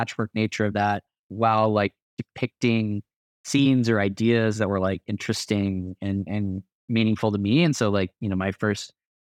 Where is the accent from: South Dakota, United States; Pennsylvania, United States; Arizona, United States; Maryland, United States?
Arizona, United States; now in Colorado, United States; the desert being like the home that I grew up in growing up in Southern Arizona most of my life. And then, you know, the mountains being the home that I live in now and, you know, living in Colorado